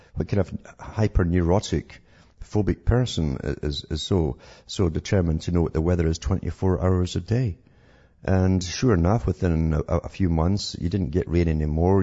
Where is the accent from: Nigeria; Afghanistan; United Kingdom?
United Kingdom; moved away; I was growing up in Britain